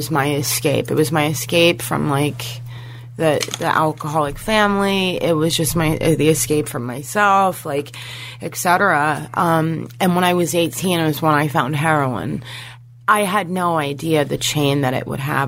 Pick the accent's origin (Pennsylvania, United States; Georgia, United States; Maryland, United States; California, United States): Pennsylvania, United States; Hershey; I'm from Hershey, Pennsylvania, and I grew up really privileged